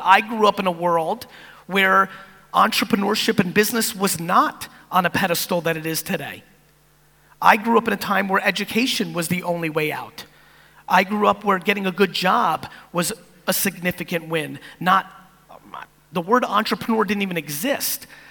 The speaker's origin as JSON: {"language": "English", "region": "East Coast of America", "country": "United States", "tie": "born or raised there", "also_born_or_lived": "Soviet Union", "said": "as an immigrant, from the Soviet Union growing up on the East Coast of America"}